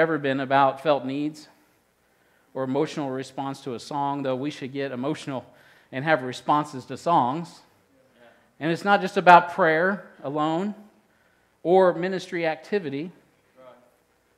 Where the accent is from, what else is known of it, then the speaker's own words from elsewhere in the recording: Midwest, United States; I'm from the Midwest